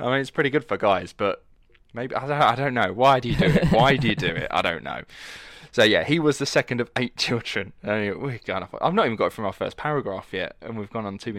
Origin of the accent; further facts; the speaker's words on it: United Kingdom; accent: Estuary; I was like, but I'm not from London. I have what's called an estuary accent, which is a mixture between London and Essex.